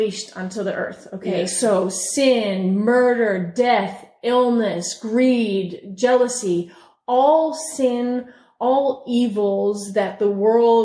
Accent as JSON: {"language": "English", "region": "Newfoundland and Labrador", "country": "Canada", "tie": "born or raised there", "said": "I grew up in Newfoundland"}